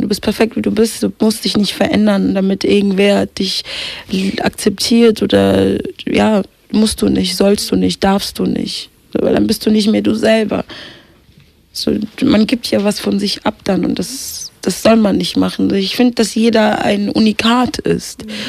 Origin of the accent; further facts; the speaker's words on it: Kenya; geboren in Kenia